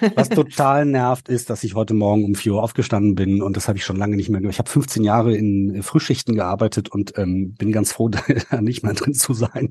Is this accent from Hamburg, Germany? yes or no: no; North Rhine-Westphalia, Germany; bei uns in Nordrhein-Westfalen